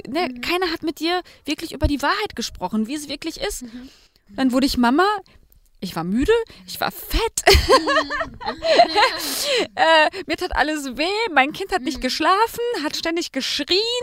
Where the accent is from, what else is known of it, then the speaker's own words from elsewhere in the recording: Germany; bei uns in Deutschland